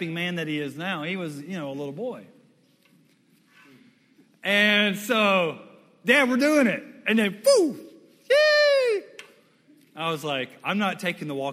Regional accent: Western Louisiana, United States; also born or lived in Mississippi / Dallas, Texas; when I was a kid, I came over from Western Louisiana over here to Dallas

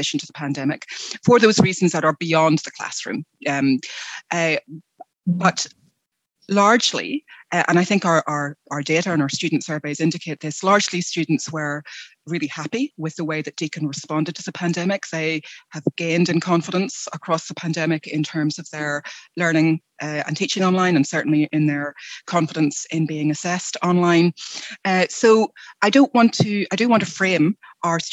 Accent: United Kingdom; moved away as an adult; now in Australia; I am originally from the UK. You may be able to hear from my accent

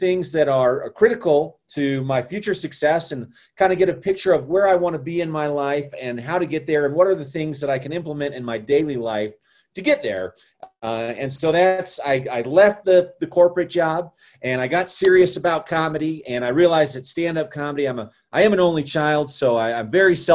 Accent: Colorado, United States; also born or lived in Chicago; I'm born and raised in Colorado, and I've been here almost my entire life

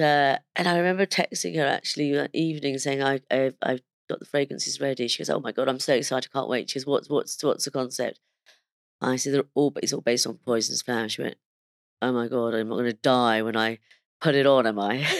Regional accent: London, United Kingdom; also born or lived in India; even though I was born in London, I went to go and live in India for, um, about four and a half years

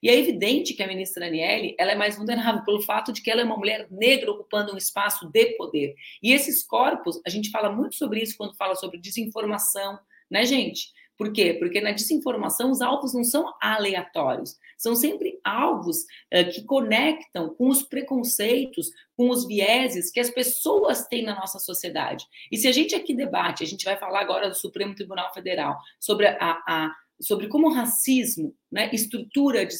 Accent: Brazil; eu sou brasileira

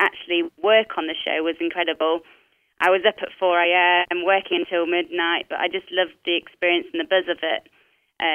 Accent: Nottinghamshire, East Midlands, United Kingdom; I grew up in a place called Nottinghamshire, which is in the middle of the United Kingdom

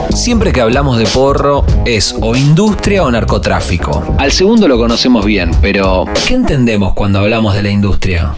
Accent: Argentina; Nuestro país

